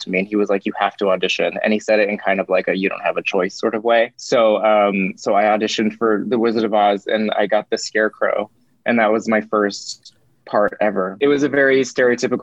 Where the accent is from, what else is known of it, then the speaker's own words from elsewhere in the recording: Lake Arrowhead, California, United States; I grew up in Lake Arrowhead, California